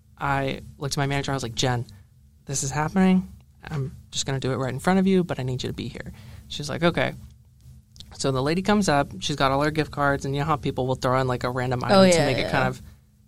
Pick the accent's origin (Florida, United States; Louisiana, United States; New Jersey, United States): Florida, United States; moved away; I'm from Florida